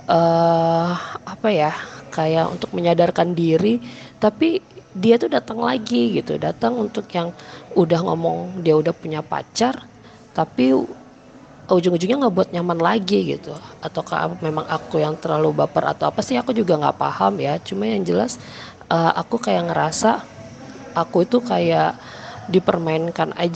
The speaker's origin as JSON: {"language": "Indonesian", "town": "Samarinda", "region": "East Kalimantan", "country": "Indonesia", "said": "uh, bukan nama sebenarnya sebenarnya. Aku berasal dari Samarinda."}